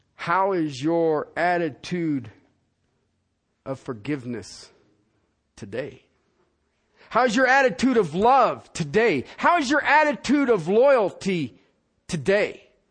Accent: Ohio, United States; moved away; also born or lived in Cincinnati; I'm from Ohio. All of my people are in Southern Ohio and Kentucky and Tennessee

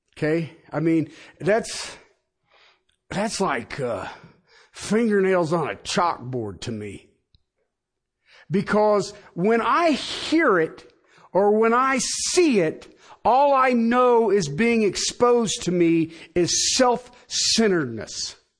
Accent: Union County, Ohio, United States; moved away; I come from Union Country back in Ohio

